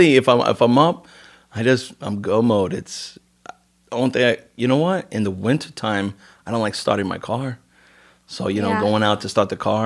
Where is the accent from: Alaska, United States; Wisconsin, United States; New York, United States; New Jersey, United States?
New York, United States; New York City; moved away; raised in Queens.